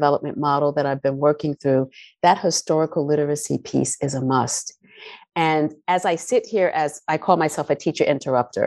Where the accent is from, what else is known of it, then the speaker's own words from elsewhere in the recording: New York City, New York, United States; I grew up in the South Bronx, predominantly Black and Latinos